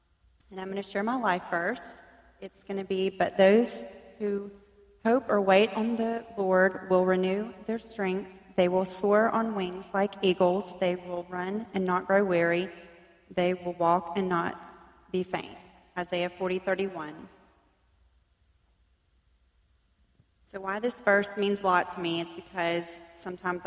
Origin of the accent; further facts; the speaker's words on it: southern Mississippi, United States; I grew up in Memphis in southern Mississippi.